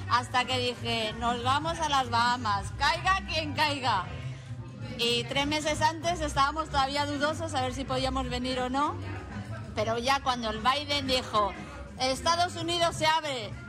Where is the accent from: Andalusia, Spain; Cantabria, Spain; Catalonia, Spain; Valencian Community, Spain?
Andalusia, Spain; Zufre; Pues vengo desde Zufre, un pueblo de Huelva.